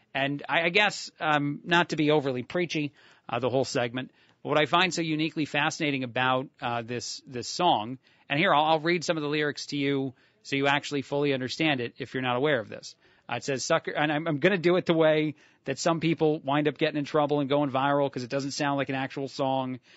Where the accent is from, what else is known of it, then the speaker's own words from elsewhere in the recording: New Jersey, United States; I'm from New Jersey.